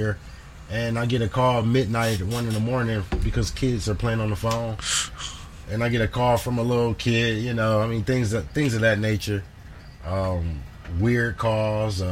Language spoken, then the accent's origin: English; Detroit, Michigan, United States; I grew up actually in Detroit on the west side